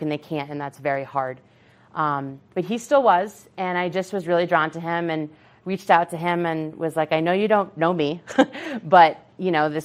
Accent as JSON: {"language": "English", "region": "Massachusetts", "country": "United States", "moved": "yes", "lives_now": "Colorado, United States", "said": "we're from Massachusetts"}